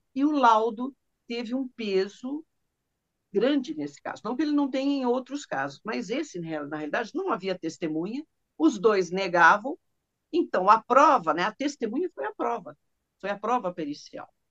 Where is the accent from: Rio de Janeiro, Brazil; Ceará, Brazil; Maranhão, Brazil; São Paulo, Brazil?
São Paulo, Brazil; eu sou de São Paulo, sou paulistana